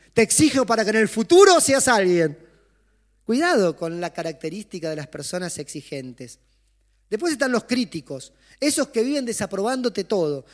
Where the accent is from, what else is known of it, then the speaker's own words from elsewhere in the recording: Chaco, Argentina; Yo soy del Chaco